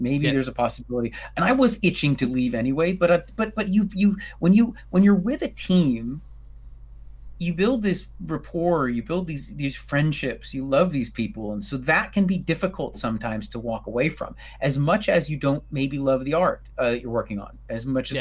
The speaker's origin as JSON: {"language": "English", "town": "New York City", "region": "New York", "country": "United States", "said": "I'm a New Yorker"}